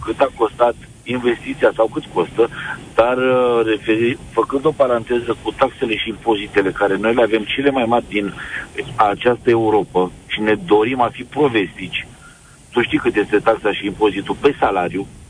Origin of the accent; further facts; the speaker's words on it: Craiova, Dolj, Romania; sunt din Craiova